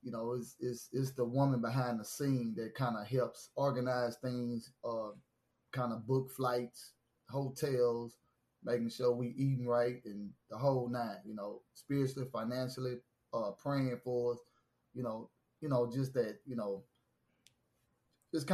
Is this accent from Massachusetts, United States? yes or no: no; Baton Rouge, Louisiana, United States; I am from Baton Rouge, Louisiana. You know, born and raised, McKinley High School, Southern University